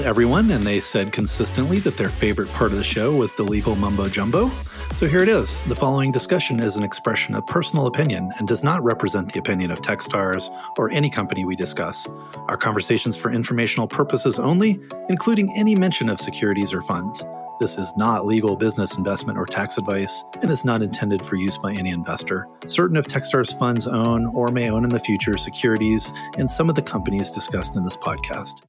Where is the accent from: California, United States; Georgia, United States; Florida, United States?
Florida, United States; I'm from Florida, which is almost in the South